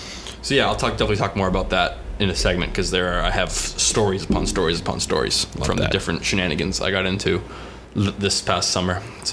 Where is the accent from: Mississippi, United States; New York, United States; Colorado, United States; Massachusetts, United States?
Massachusetts, United States; south of Boston, South Shore of; moved away as an adult; now in South Carolina, United States; I grew up in Boston, or south of Boston.